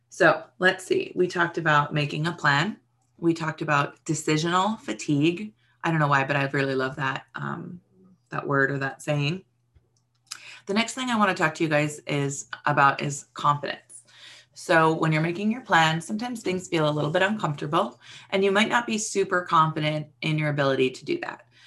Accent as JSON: {"language": "English", "region": "Hawaii", "country": "United States", "tie": "born or raised there", "moved": "yes", "said": "I grew up in Hawaii."}